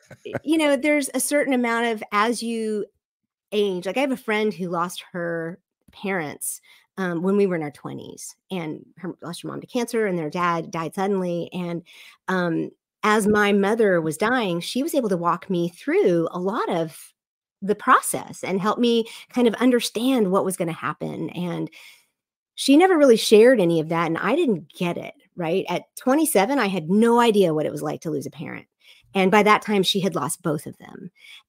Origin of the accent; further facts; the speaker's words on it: the South, United States; Again, I am from the South, the evangelical South, where we love to have all the answers for everything.